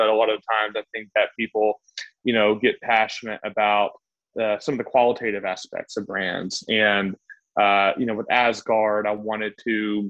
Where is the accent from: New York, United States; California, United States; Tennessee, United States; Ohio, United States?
Tennessee, United States; Chattanooga; moved away as an adult; also born or lived in Atlanta / Los Angeles / Boston; I'm from Chattanooga, Tennessee. I've lived all over the United States and recently moved back to Chattanooga, Tennessee about 2 years ago. So I lived all over from Atlanta to LA to Boston.